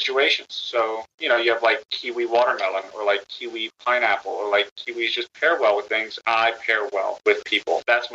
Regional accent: the South, United States; I'm from the South

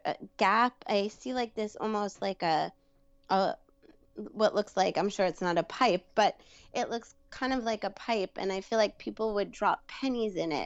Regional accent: New York, United States; accent: Brooklyn; I'm from New York

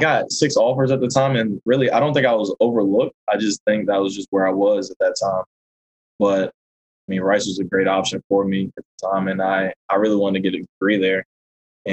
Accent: North Carolina, United States; moved away as an adult; growing up in North Carolina

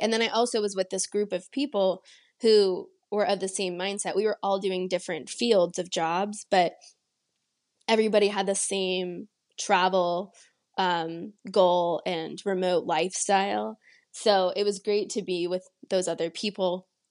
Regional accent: San Antonio, Texas, United States; also born or lived in Pittsburgh; I'm originally from San Antonio, Texas, and I grew up mostly there

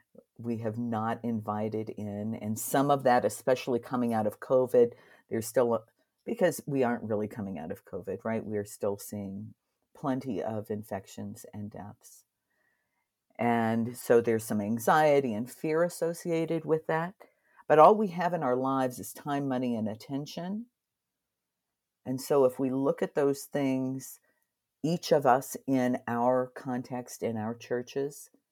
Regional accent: Ohio, United States; now in South Dakota, United States; because I came from Southern Ohio to South Dakota.

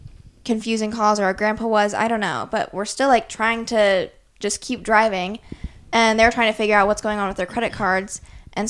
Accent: Iowa, United States; He's saying we're from Iowa

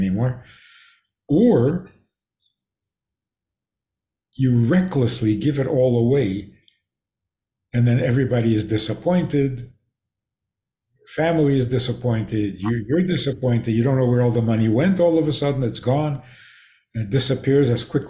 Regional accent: Minnesota, United States; moved away; I come from Minnesota.

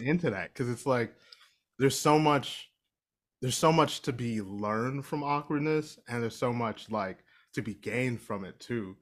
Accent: Ohio, United States; I'm from Ohio

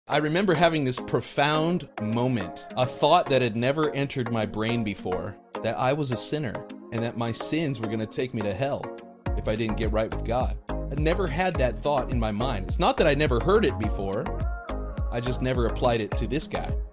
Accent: Mesa, Arizona, United States; moved away; also born or lived in Portland, Oregon; that, that's where I grew up. I went to Mesa High School

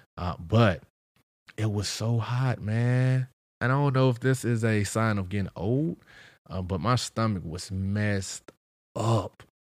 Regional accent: St. Louis, Missouri, United States; I'm from Saint Louis

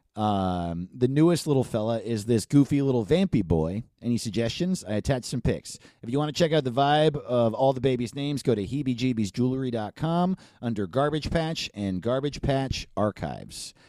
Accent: New York, United States; I'm from New York

